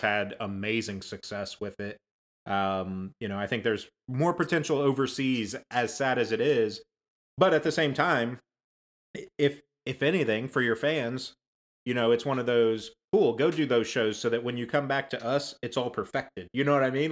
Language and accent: English; United States; I'm I'm a lifetime American. I was born and raised here